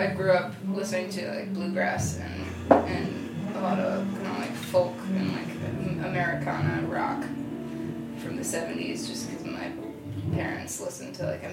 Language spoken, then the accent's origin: English; Switzerland; moved away; I was born in Switzerland